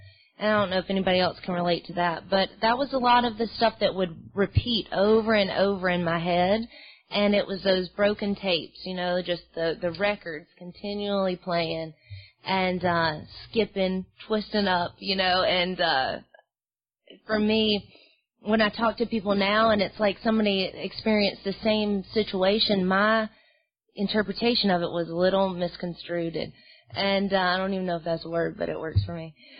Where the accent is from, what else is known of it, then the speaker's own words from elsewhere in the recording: Mobile, Alabama, United States; also born or lived in Los Angeles; I'm from Mobile, Alabama. I, you know, I'm from L.A.